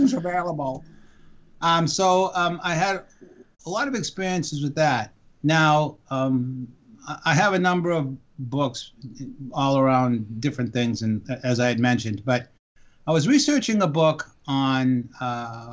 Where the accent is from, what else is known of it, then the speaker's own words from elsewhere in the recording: Boston, Massachusetts, United States; now in San Diego, United States; I grew up in Dorchester and Boston